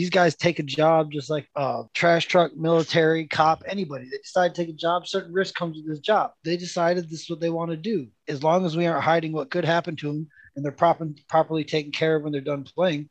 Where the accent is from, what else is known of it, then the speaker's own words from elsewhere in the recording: United States; Well, I mean, just because I'm an American doesn't mean I'm a moron.